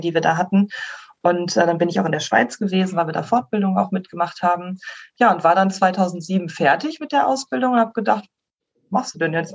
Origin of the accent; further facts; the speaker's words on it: Schleswig, Schleswig-Holstein, Germany; ich komme aus äh, Schleswig ursprünglich, bin gebürtige Schleswig-Holsteinerin